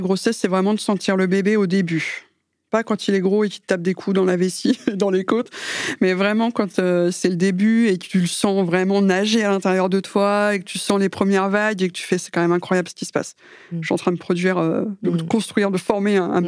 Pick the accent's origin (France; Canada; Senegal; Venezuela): France; je suis française